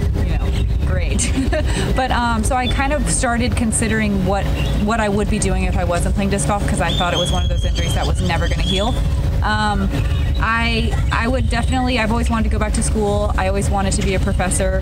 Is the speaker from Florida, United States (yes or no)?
yes; Florida, United States; I'm from Florida